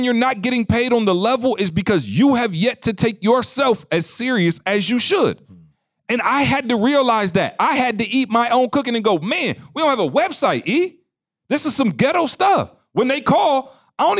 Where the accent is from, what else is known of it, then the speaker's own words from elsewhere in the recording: Midwest, United States; I'm from the Midwest